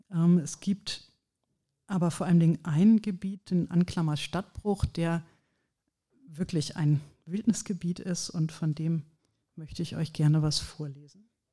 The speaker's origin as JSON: {"language": "German", "town": "Ratingen", "region": "North Rhine-Westphalia", "country": "Germany", "moved": "yes", "said": "ich komme hier auch aus der Gegend, Ratingen bei Düsseldorf"}